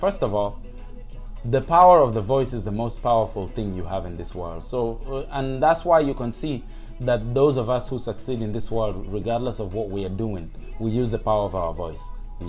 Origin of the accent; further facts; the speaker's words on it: Langata, Nairobi, Kenya; Growing up in Langata, bro, as I said, I saw kids at 15 years old, doing big things with businesses.